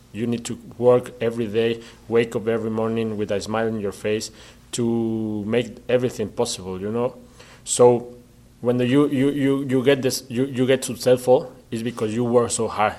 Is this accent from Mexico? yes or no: yes; Mexico; English is a second language; moved away; I was the first Mexican player to play in Scotland